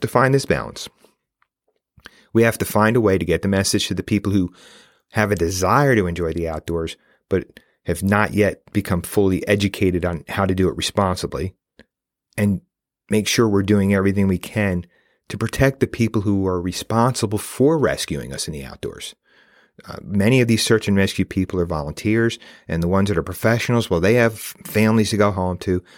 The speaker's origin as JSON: {"language": "English", "region": "New York", "country": "United States", "tie": "born or raised there", "said": "I live in New York State. I grew up right outside New York City"}